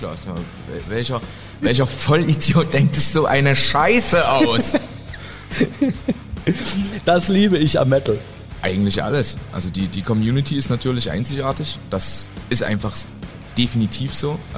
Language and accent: German; East Germany, Germany; ich formuliere das als Ostdeutscher.